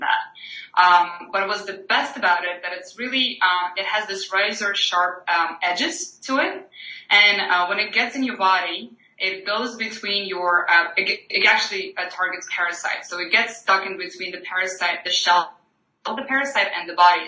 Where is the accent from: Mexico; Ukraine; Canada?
Ukraine; moved away as an adult; now in United States; I'm from Ukraine. I'm grew up on potatoes and bread